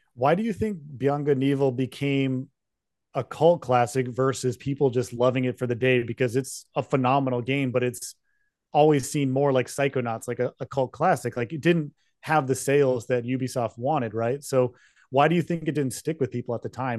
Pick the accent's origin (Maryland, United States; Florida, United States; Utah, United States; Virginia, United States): Utah, United States; I grew up in Utah, so I grew up snowboarding